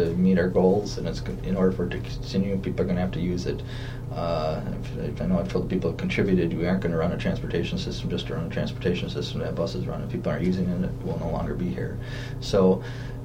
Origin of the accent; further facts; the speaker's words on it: Coon Valley, Wisconsin, United States; I grew up in Coon Valley, right in Vernon County